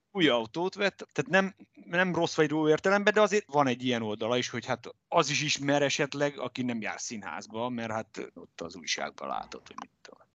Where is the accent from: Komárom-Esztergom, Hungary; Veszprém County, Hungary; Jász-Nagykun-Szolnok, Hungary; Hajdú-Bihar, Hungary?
Hajdú-Bihar, Hungary; Debrecen; also born or lived in Budapest; én meg itt születtem, itt nőttem föl, és itt érettségiztem